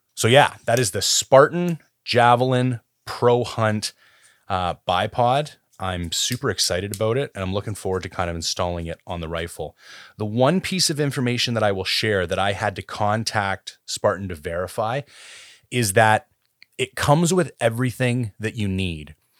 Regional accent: Canada; I am Canadian

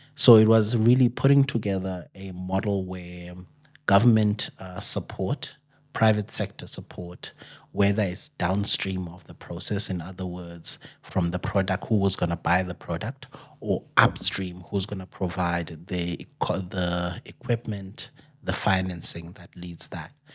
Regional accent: Amatola Mountains, Eastern Cape, South Africa; I'm actually from the Eastern Cape, uh, up in the Amatola Mountains

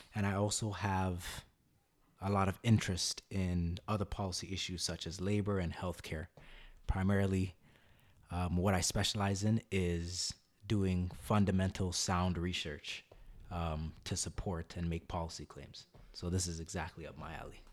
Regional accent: Canada; also born or lived in Guyana (ancestry) / India (ancestry); I'm a Canadian by birth, Guyanese by background, Indian by origin

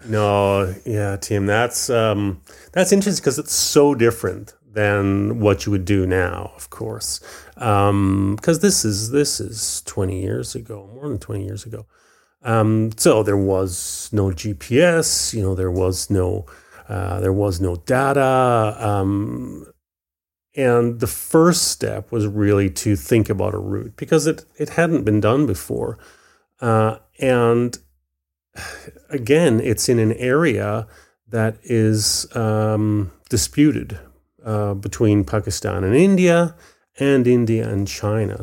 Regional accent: Vancouver Island, British Columbia, Canada; also born or lived in Belfast, Northern Ireland; I was very fortunate to grow up on Vancouver Island

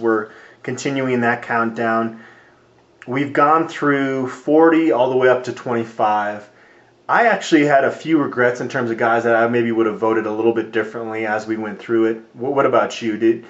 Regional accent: Phoenix, Arizona, United States; I grew up in Phoenix

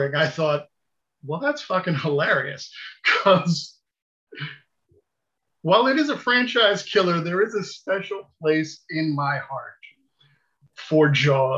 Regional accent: United States; I'm American

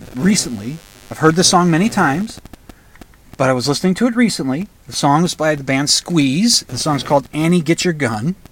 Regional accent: United States; being an American

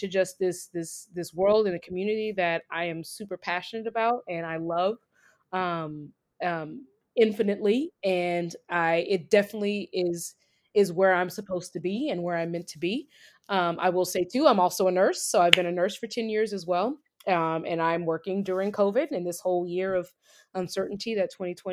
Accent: Gardena, California, United States; also born or lived in South Central Los Angeles; I'm from Gardena specifically, for those who know. So LA native, born and raised

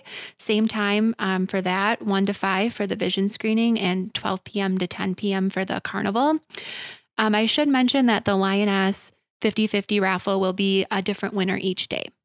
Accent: Wisconsin Rapids, Wisconsin, United States; I was born and raised in Wisconsin Rapids, graduated from Lincoln High School in twenty fourteen

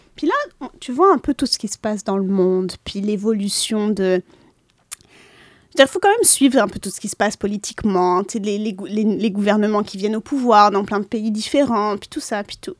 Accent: Lebanon; moved away; je suis libanaise

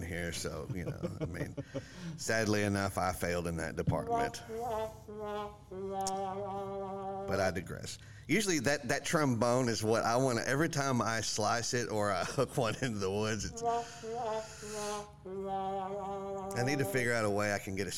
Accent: Texas, United States; now in Florida, United States; I am your host, the ….

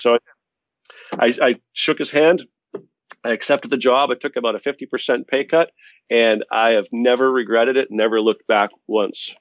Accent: Boston, Massachusetts, United States; We're both from Boston

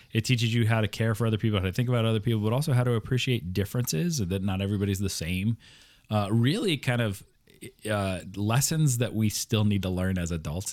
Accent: Iowa, United States; now in Pittsburgh, United States; grew up in Iowa

